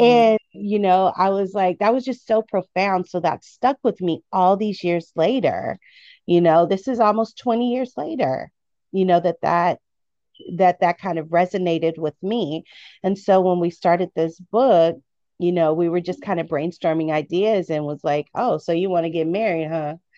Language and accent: English; Midwest, United States; I grew up in the Midwest